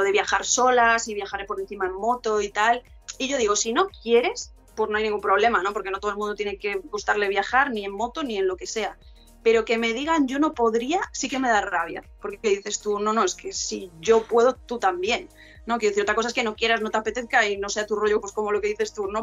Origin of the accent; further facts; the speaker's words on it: near Ferrol, northern Galicia, Spain; Yo de Galicia, del norte de Galicia, cerca de Ferrol, que está a media hora de A Coruña